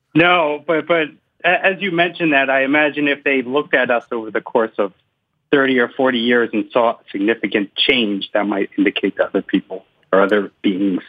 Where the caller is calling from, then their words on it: Cambridge, Massachusetts, United States; also born or lived in North Carolina; I'm calling from North Carolina, but I usually am in Cambridge, Massachusetts